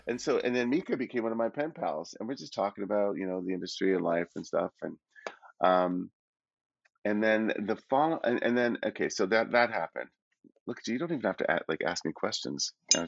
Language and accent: English; Toronto, Ontario, Canada; born there; because I have family in Toronto, I was born in Toronto